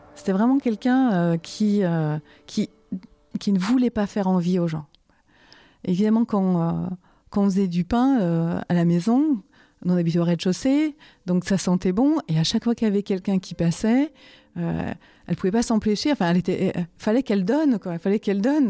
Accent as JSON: {"language": "French", "country": "France", "tie": "born or raised there", "said": "je suis née en France."}